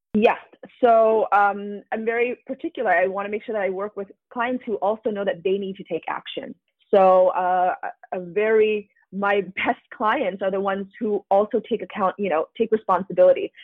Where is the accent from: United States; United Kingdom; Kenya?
United States; I'm Asian American